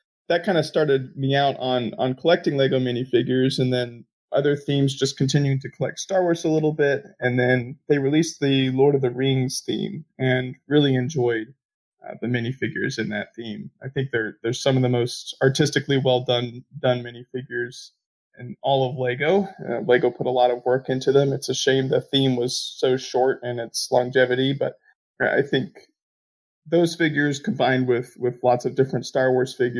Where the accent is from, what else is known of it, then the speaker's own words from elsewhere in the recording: United States; I'm from the United States